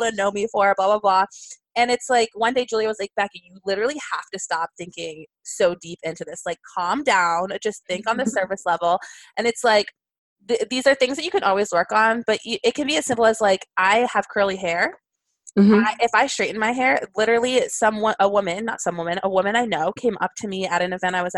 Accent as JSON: {"language": "English", "region": "New York", "country": "United States", "tie": "born or raised there", "said": "did you know I'm from there? Did you know that I grew up there? Did you know that I spent all my weekends in New York City?"}